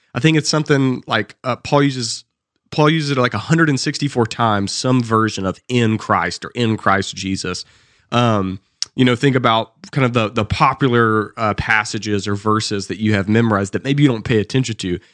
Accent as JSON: {"language": "English", "region": "the South", "country": "United States", "accent": "Southern"}